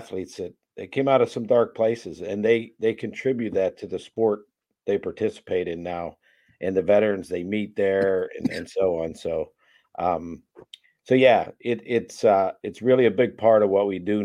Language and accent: English; Pittsburgh, Pennsylvania, United States; also born or lived in Boston, Massachusetts; I was born in Boston. My dad's family's all from Boston, but we left there at a real young age, moved to the Pittsburgh area